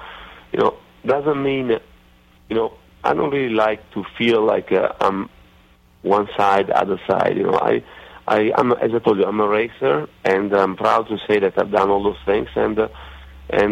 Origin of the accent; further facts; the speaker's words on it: Italy; accent: Italian redneckish; moved away; my Italian redneckish accent